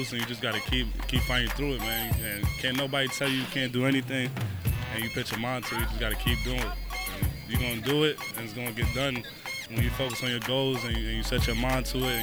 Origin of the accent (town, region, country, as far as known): New York City, New York, United States; born or raised there